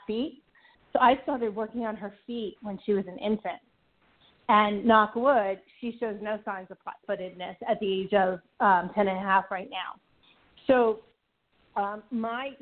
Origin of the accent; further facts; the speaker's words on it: New York, United States; moved away; also born or lived in Ithaca, New York; I'm originally from New York. In fact, I used to own a property in Syracuse.